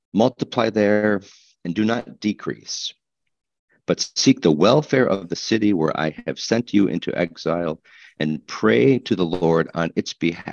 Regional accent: Midwest, United States; Moody Bible Institute was not far away from where I grew up in the Midwest

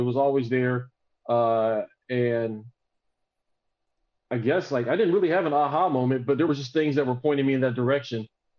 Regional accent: Southern United States, United States; now in Austin, United States; So like, I was raised in the South, but I mean, I've been in Texas since 20, almost 30 years now.

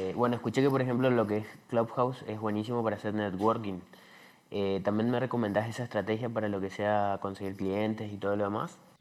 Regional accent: Argentina; yo soy de Argentina

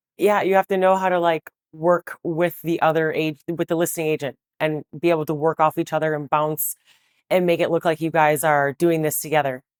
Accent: Milwaukee, Wisconsin, United States; moved away as an adult; also born or lived in Waukesha, Wisconsin; now in Chicago, United States; I was born in the city of Milwaukee on the South Side. I you know, went to elementary school there and then eventually went to high school in Waukesha

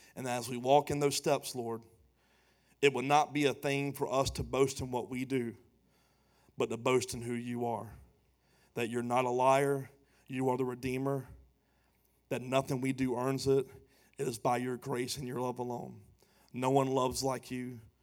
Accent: Pooler, Georgia, United States; also born or lived in Savannah, Georgia / Charleston, South Carolina; pastoring a church in my hometown

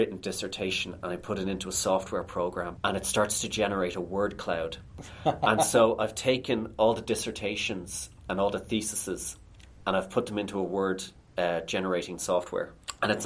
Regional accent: Ireland; as an Irish person

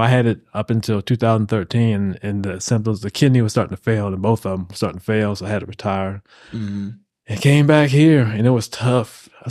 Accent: Radford, Virginia, United States; to high school there, college there, Radford, Virginia. A landmark is a reference is Virginia Tech. I was 20 minutes from Virginia Tech.

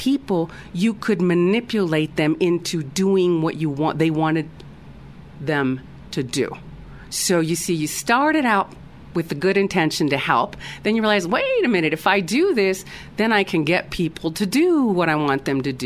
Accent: United States; moved away; being an American, a U.S.-born American, just I'm an expat, so, or was an expat

